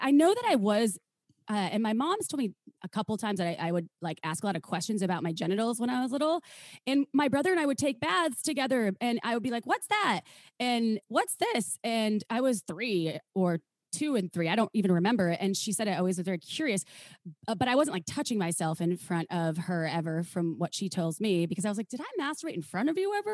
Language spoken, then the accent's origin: English; Wisconsin, United States; moved away as an adult; also born or lived in Minnesota; now in California, United States; I was from Wisconsin, or I am from Wisconsin